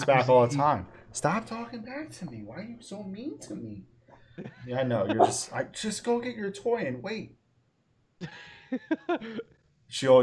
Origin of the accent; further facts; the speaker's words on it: New York, United States; I grew up with him in New York